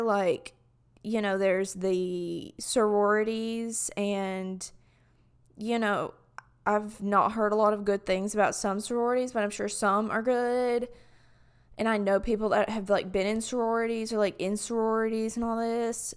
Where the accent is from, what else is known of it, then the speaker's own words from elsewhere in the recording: Alabama, United States; accent: southern; from an Alabamian's perspective